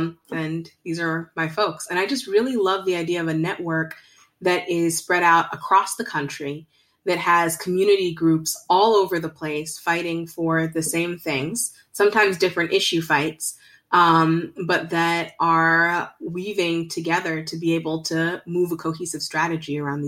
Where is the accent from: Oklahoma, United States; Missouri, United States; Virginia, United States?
Virginia, United States; also born or lived in Zimbabwe / India / Bangladesh; now in Greensboro, United States; And I grew up in Northern Virginia, Zimbabwe, India, Bangladesh, and have decided to make Greensboro my home.